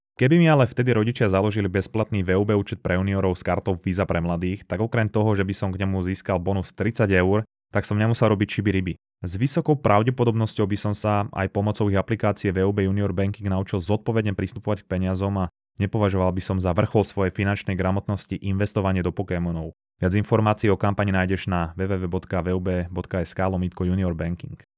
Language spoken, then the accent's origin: Slovak; Slovakia; moved away as an adult; also born or lived in Vancouver, Canada; ja som odchádzal zo Slovenska s tým, že ja som tu mal vybudované proste zázemie, mal som tu priateľku, mal som tu kamošov